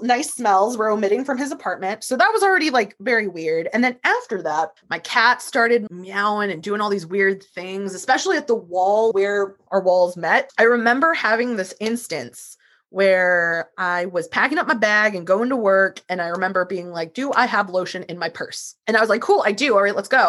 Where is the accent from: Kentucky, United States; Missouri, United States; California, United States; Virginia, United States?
Missouri, United States; St. Louis; I'm from St. Louis and Ferguson is not that far from me